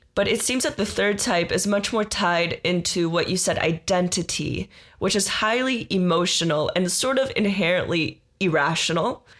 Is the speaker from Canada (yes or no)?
no; Israel; moved away; I am originally from Israel